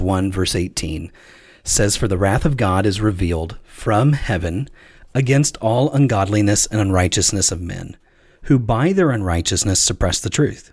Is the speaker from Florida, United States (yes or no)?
no; Chattanooga, Tennessee, United States; moved away; also born or lived in Virginia; I grew up in Chattanooga, Tennessee, which was also, I thought, true South